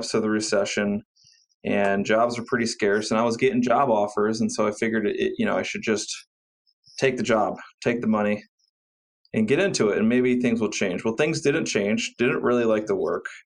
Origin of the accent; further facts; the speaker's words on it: Cleveland, Ohio, United States; I went to Cleveland State University here in my hometown of Cleveland